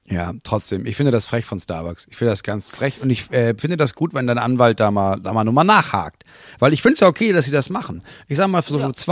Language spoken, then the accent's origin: German; Angola; now in Germany; Nee, ich komme ja auch gar nicht von hier. Ja. Ich, das wusste ich nicht. Nee, wir haben das ja bei uns in Angola, wo ich